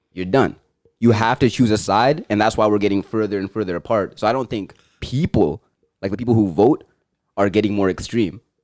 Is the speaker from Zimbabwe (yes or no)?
yes; Zimbabwe; now in Canada; where I'm from, I'd be like, I'm Zimbabwean.